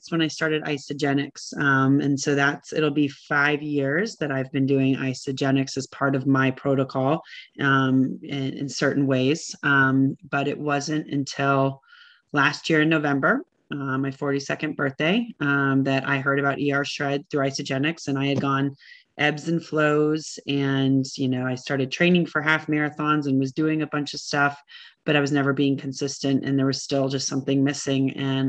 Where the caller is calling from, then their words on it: Richmond, Virginia, United States; I am calling from Richmond, Virginia.